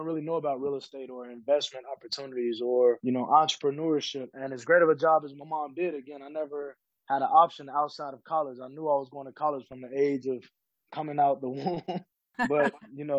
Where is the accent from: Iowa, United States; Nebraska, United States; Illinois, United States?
Illinois, United States; Chicago; growing up in Chicago, kind of in a not so great area